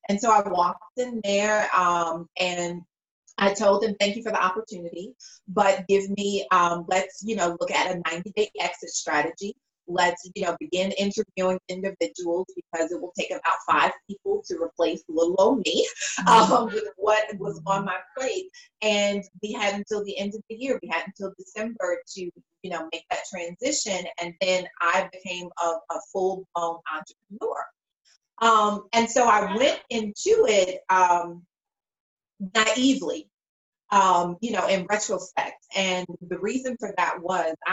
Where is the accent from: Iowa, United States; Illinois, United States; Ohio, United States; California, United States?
Illinois, United States; Chicago; I'm originally from the South Side of Chicago